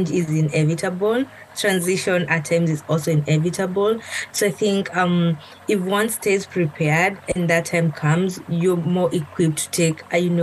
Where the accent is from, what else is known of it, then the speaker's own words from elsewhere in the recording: Kenya; moved away as an adult; now in United States; I was born and brought up in Kenya, my whole life